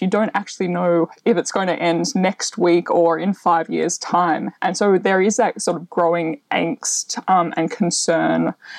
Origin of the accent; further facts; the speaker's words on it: Melbourne, Victoria, Australia; I grew up in Melbourne. So I had quite a, an urban upbringing